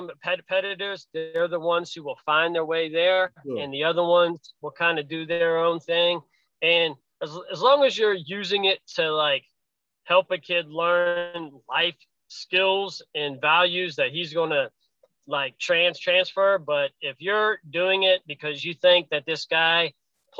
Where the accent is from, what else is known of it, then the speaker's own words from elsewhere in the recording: Pennsylvania, United States; now in Virginia, United States; I come from Pennsylvania. I live in Virginia now. But when I was in Pennsylvania growing up